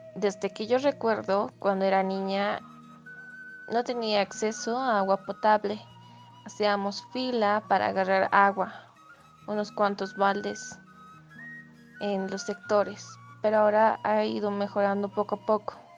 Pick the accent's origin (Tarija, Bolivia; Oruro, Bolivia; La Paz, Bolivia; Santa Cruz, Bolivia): Oruro, Bolivia; soy de Bolivia, del departamento de Oruro